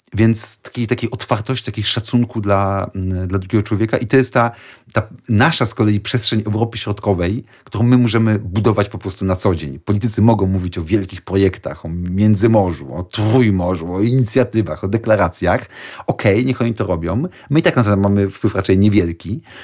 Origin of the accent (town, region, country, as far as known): Poland